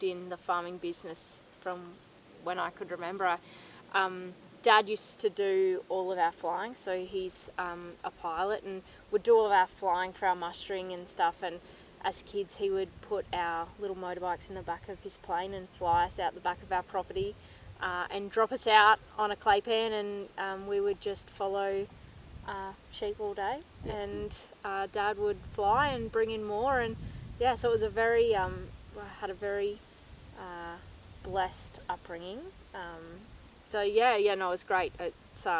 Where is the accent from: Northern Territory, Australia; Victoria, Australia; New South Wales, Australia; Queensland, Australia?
Queensland, Australia; Western; now in Dubbo, Australia; I am originally from Western Queensland, so 3 hours southwest of Longreach. My parents have a property out there. So when I was growing up, we were predominantly sheep focused